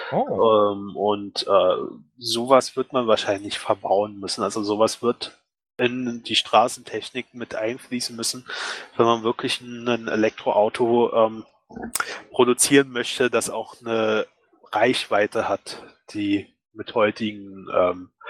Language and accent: German; Berlin, Germany; also ich komme aus Berlin, ne?